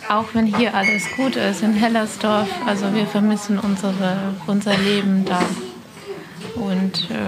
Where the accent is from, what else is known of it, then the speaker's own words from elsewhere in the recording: Kyiv, Ukraine; German is a second language; moved away as an adult; now in Berlin, Germany; ich komme aus Kiew. Äh, ich bin hier seit Dezember.